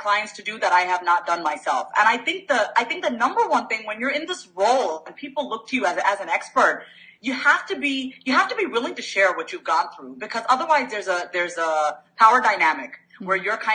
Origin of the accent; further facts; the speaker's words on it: New York, United States; I am a New Yorker. Mm-hmm. By birth, born and raised New Yorker.